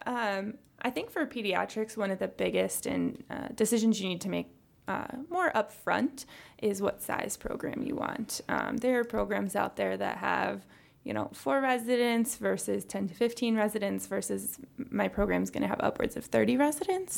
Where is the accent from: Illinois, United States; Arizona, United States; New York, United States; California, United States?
Illinois, United States; Chicago; also born or lived in Texas; we're both from the Chicago area